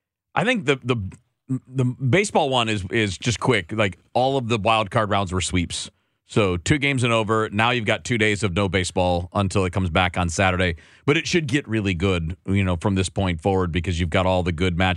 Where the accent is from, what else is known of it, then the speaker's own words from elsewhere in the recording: Michigan, United States; moved away; where I grew up in Michigan